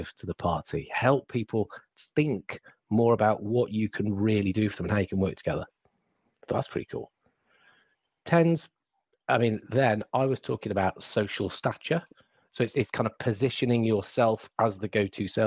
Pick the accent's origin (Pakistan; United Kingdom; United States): United Kingdom; England; accent: English; my accent becomes terribly English